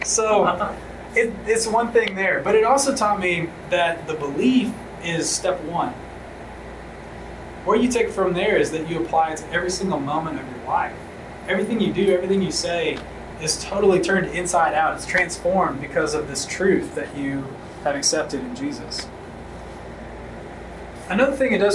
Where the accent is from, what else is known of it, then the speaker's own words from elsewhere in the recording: outside of Memphis, Tennessee, United States; I grew up outside of Memphis, rural community, you know, small church